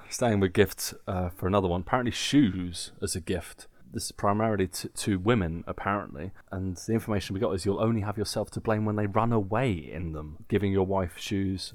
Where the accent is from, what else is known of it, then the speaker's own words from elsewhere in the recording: England, United Kingdom; now in Germany; as English people